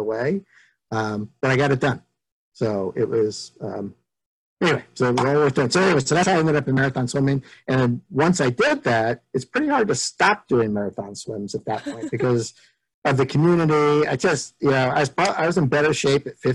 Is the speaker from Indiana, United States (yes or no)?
no; San Francisco Bay Area, California, United States; growing up in San Francisco Bay Area